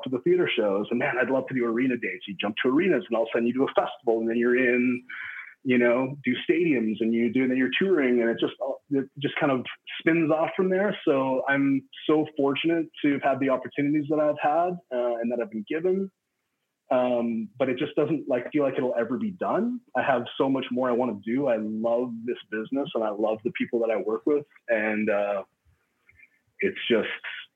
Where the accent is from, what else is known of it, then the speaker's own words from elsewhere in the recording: Regina, Saskatchewan, Canada; I grew up in Regina